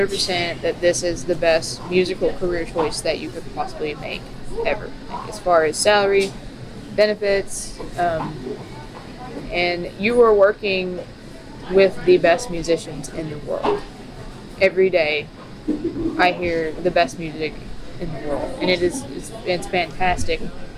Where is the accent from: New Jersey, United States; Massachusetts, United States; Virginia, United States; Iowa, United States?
Virginia, United States; moved away as an adult; also born or lived in Elizabethton, Tennessee; now in Washington, D.C., United States; coming from East Tennessee, a little old Elizabethan. That's where I lived for 10 years. I'm from Virginia, but I lived there going to college.